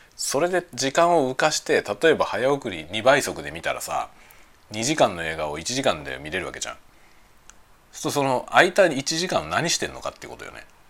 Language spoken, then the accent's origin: Japanese; Kanagawa, Japan; moved away as an adult; now in Hokkaido, Japan; 幼い時はずっと首都圏でね育った